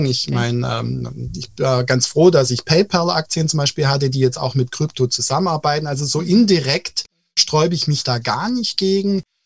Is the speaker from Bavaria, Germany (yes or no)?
no; Baden-Württemberg, Germany; Ja, also wir sind ja aus Baden-Württemberg